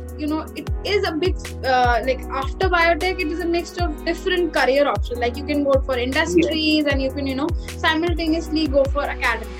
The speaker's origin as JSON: {"language": "English", "region": "Delhi", "country": "India", "tie": "born or raised there", "also_born_or_lived": "Roorkee", "moved": "as an adult", "said": "I've actually been born and brought up in Delhi"}